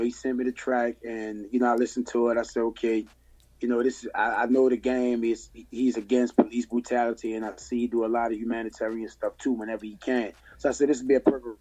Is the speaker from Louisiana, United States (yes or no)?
yes; New Orleans, Louisiana, United States; I'm born and raised in New Orleans, and I currently still live in proximity to the city.